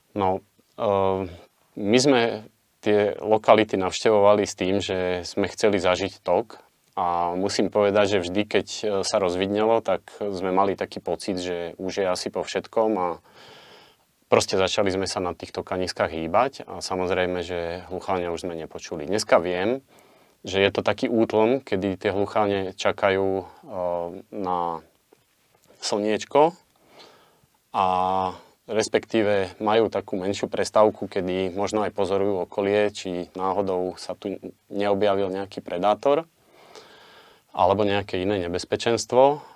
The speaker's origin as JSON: {"language": "Slovak", "area": "Liptov", "region": "Žilina Region", "country": "Slovakia", "tie": "born or raised there", "said": "ako malý chlapec v nízkych Tatrách a v našom okolí, keďže obidvaja sme z Liptova"}